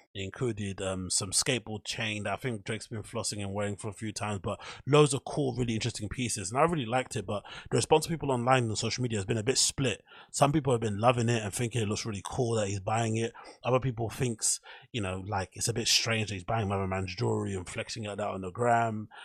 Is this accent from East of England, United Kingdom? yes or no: no; Ends, London, United Kingdom; I grew up in Ends and I'm from a rough part of town